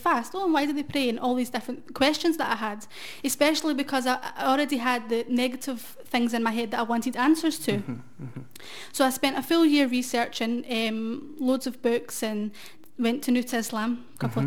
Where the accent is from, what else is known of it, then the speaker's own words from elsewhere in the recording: Glasgow, Scotland, United Kingdom; born and raised in Glasgow